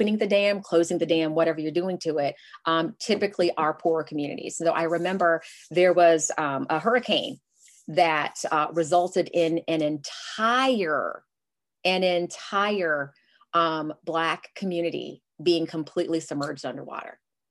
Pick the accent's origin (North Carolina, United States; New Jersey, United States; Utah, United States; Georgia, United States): North Carolina, United States; moved away; so I'm originally from North Carolina